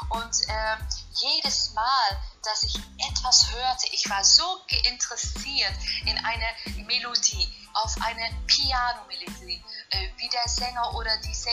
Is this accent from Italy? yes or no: yes; Italy; German is a second language; Und äh, mit Hände und Füße als Italienerin habe ich mich einfach das Deutsch äh, beigebracht.